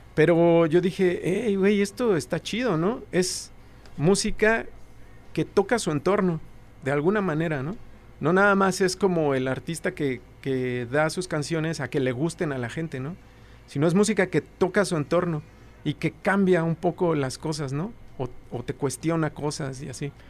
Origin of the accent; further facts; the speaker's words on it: Mexico City, Mexico; also born or lived in Aragón / Iztacalco; nací en Iztacalco. Y, como hasta los 12 años fui de, Aragón. Ajá, y luego regresé a vivir a Iztacalco.